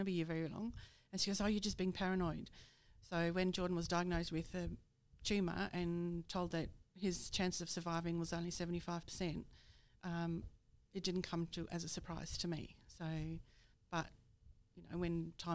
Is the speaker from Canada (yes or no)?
no; Netherlands; now in Australia; I'm from Holland, so I'm Dutch